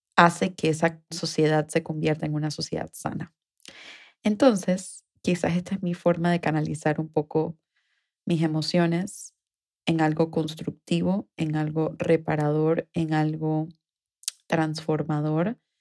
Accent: Panama; mi país, Panamá

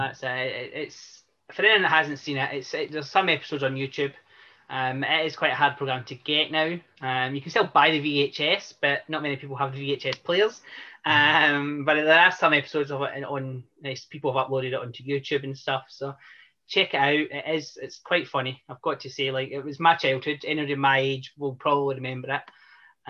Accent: Scotland, United Kingdom; I'm Scottish

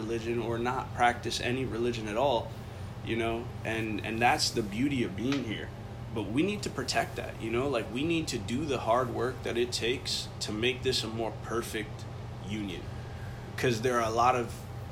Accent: Dominican Republic; the Dominican Republic, which I'm from

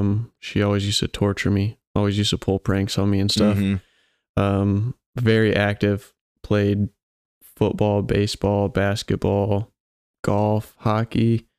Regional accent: Goshen, Indiana, United States; also born or lived in Kansas; I was born here in Goshen.

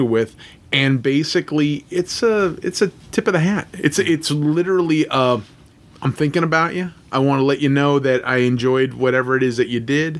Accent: Los Angeles, California, United States; me being from Los Angeles, I grew up in North Hollywood, California

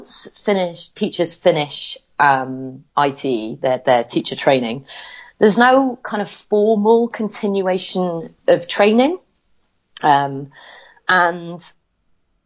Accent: Wales, United Kingdom; accent: Welsh; I am Welsh

